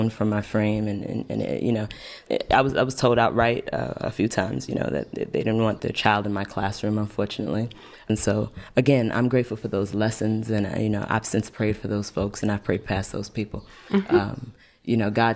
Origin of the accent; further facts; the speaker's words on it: New York City, New York, United States; I'm from Brooklyn